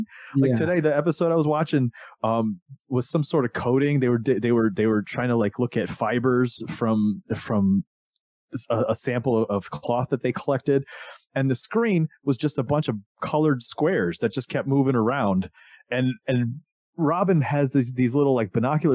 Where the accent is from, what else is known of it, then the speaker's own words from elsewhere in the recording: Florida, United States; when I was a kid growing up in Florida